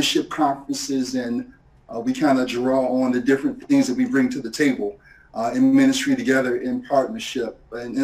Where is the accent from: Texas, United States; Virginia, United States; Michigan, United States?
Virginia, United States; Portsmouth; moved away as an adult; also born or lived in Miami / Philadelphia / Bowie, Maryland; I grew up in Portsmouth, Virginia, down in southeastern Virginia